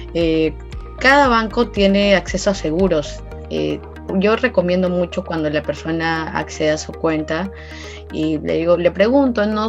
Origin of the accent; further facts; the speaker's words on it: Peru; para nosotros como país, como peruanos